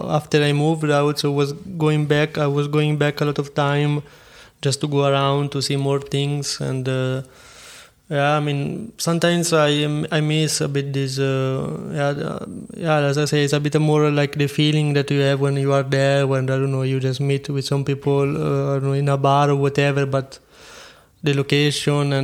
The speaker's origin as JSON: {"language": "English", "town": "Montepulciano", "region": "Tuscany", "country": "Italy", "tie": "born or raised there", "also_born_or_lived": "Siena", "second_language": "English", "moved": "as an adult", "lives_now": "Frankfurt, Germany", "said": "I come from Tuscany and I like it"}